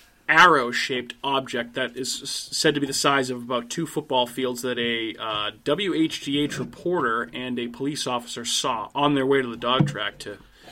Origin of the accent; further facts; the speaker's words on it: Randolph, Massachusetts, United States; This fucking UFO was also seen in Randolph, which just so happens to be my hometown.